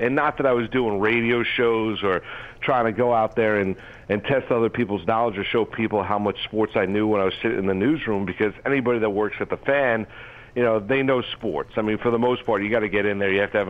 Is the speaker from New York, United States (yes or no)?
yes; Rockland County, New York, United States; also born or lived in Syracuse, New York; I went to school at Don Bosco in Jersey. I grew up in Rockland County.